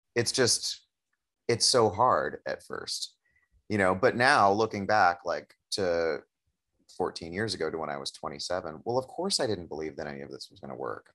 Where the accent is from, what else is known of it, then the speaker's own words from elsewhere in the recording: Oakland, California, United States; having it be in my hometown, you know, I'm, I, I know that I'm incredibly privileged to be able to buy a home in Oakland